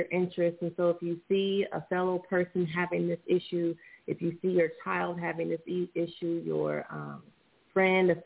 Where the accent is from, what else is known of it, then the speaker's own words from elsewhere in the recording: Indianapolis, Indiana, United States; also born or lived in Washington, D.C.; now in Los Angeles, United States; I'm originally from Indianapolis, Indiana, and I currently reside in Los Angeles, California